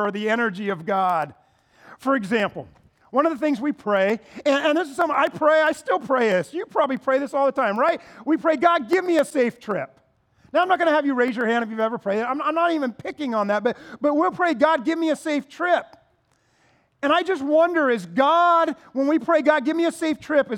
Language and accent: English; United States; American Christians